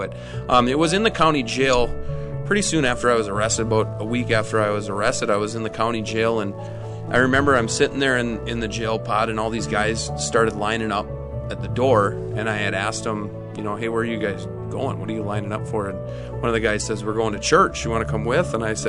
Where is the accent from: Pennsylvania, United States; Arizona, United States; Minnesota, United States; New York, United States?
Minnesota, United States; So I'm from Minnesota, born and raised, grew up in central Minnesota.